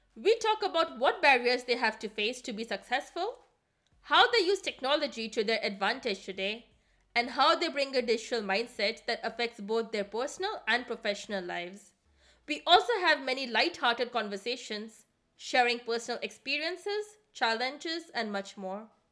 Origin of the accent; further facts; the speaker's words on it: India; now in Germany; I come from India, and I currently work in the management consulting sector based out of Germany